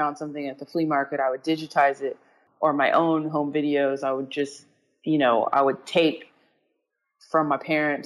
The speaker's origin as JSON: {"language": "English", "town": "Los Angeles", "region": "California", "country": "United States", "tie": "born or raised there", "said": "I grew up in Los Angeles"}